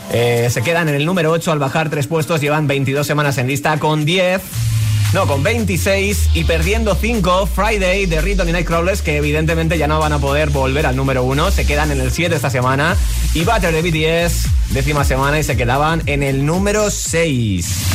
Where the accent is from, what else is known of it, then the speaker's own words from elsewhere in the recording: Barcelona, Catalonia, Spain; de Barcelona.